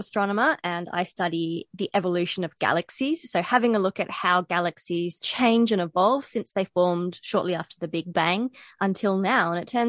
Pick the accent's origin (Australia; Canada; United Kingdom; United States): Australia; Perth, Western Australia; accent: Australian; moved away as an adult; now in Cape Town, South Africa; I am not South African. I am, in fact, Australian. So I'm actually from Western Australia, from Perth. And now I am a lecturer at the University of Cape Town in South Africa, as we said. And I've been there for nearly 4 years now.